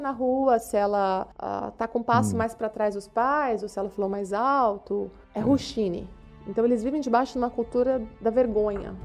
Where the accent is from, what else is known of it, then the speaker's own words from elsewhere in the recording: São Paulo, Brazil; moved away as an adult; now in Romania; professora, nascida em São Paulo. Cresci na Igreja Batista da Cidade Universitária